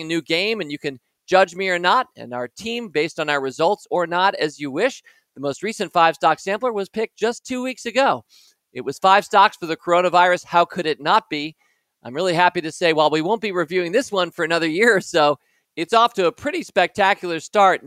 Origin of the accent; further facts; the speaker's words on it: Washington, District of Columbia, United States; We were Washington Post shareholders growing up in Washington, D.C.